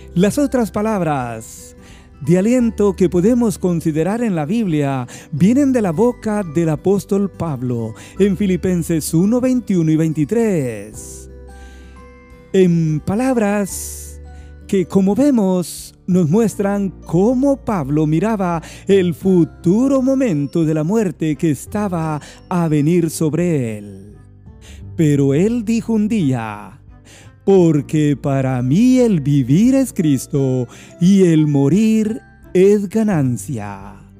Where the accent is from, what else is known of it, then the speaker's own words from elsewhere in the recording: Guatemala; mi país Guatemala